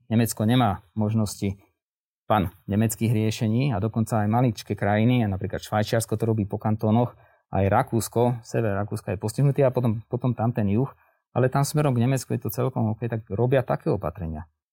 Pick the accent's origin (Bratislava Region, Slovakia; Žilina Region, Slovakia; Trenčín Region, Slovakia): Žilina Region, Slovakia; Žilina; Ja som teda zo Žiliny